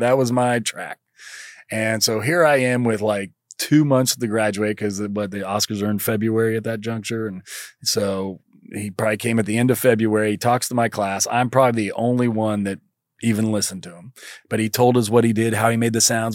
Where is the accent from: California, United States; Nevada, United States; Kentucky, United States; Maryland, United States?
Kentucky, United States; moved away as an adult; I'm from Kentucky